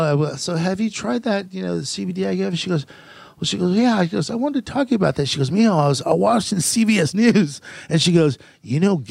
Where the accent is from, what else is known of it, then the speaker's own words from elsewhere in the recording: Fountain Valley, California, United States; also born or lived in Downey, California / Norwalk, California; I was born in pretty much raised in Fountain Valley.